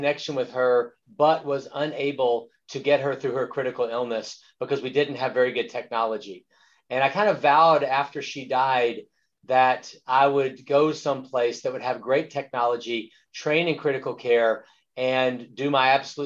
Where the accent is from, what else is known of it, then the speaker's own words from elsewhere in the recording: Louisiana, United States; we grew up in the Deep South in Louisiana